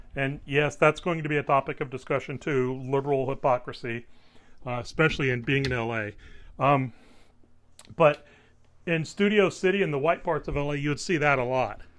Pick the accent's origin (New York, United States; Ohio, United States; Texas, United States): Texas, United States; Waco; I'm from Waco